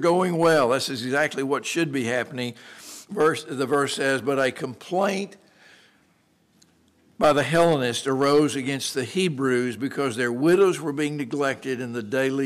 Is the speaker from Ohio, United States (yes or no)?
no; Texas, United States; moved away; growing up in Texas